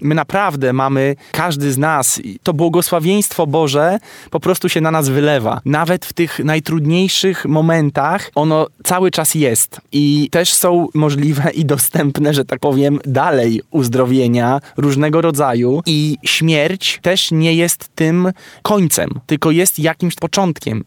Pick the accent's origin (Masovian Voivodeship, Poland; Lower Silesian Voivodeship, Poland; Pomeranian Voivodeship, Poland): Masovian Voivodeship, Poland; Warsaw; wychowywałem się też w blokowiskach, na jelonkach